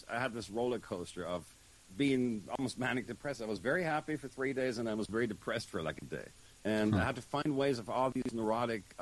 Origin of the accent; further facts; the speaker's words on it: Germany; born there; accent: German; also born or lived in Los Angeles; I was born in Germany uh, to a uh, German father, and if you can hear the funny accent, that's why I lived there for 10 years when I was a teenager